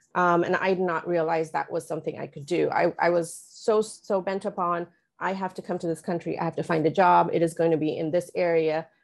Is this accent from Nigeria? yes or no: no; India; moved away as an adult; also born or lived in Oman; now in Los Angeles, United States; I was born and raised partly in India, partly in Oman, uh, made my way here to the U S in two thousand six.